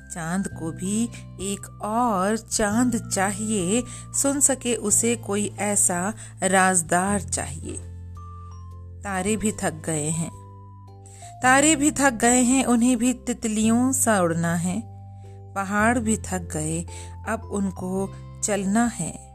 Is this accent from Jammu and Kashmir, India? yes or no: no; Dehradun, Uttarakhand, India; हमारे शहर देहरादून में